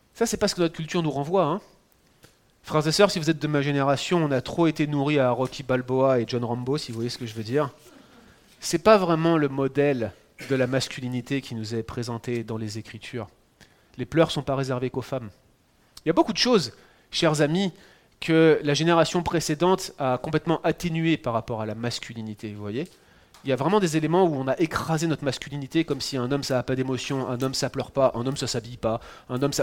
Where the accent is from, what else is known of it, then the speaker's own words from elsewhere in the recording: France; accent: French; moved away as an adult; now in Quebec, Canada; Moi je suis français